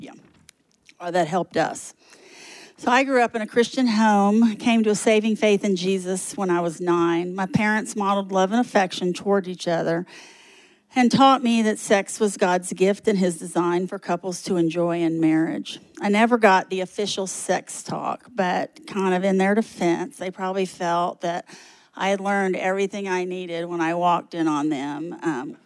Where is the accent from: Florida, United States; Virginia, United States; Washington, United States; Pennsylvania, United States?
Florida, United States; Miami; I'm from Miami, a beach girl